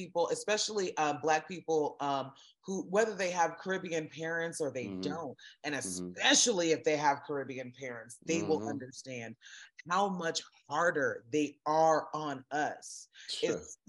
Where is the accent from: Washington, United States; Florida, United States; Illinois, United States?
Florida, United States; South; growing up in South Florida, as little Black girls, and my mom had four girls and one boy